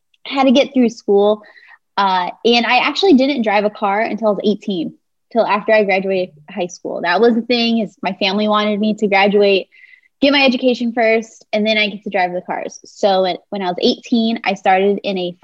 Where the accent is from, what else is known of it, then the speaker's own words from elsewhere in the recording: Southern California, United States; I grew up in Southern California